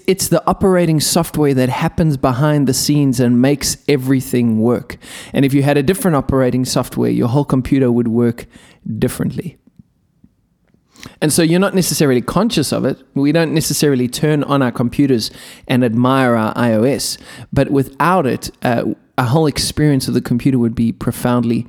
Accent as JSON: {"language": "English", "country": "South Africa", "said": "I'm a South African"}